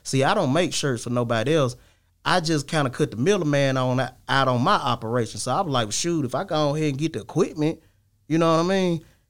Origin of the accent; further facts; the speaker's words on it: Laurel, Mississippi, United States; I'm from Laurel, Mississippi.